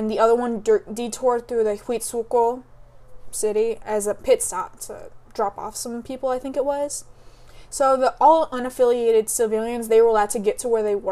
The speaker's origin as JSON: {"language": "English", "country": "United States", "tie": "born or raised there", "said": "I was born in the United States."}